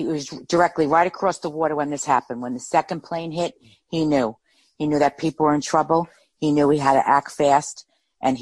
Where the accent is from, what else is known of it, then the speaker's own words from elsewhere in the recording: Jersey City, New Jersey, United States; I grew up in Jersey City, New Jersey